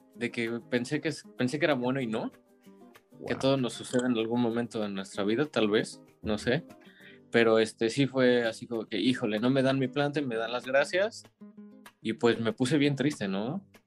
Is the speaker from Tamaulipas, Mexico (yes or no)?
no; Mexico City, Mexico; moved away as an adult; now in Paris, France; soy de la Ciudad de México, de Iztapalapa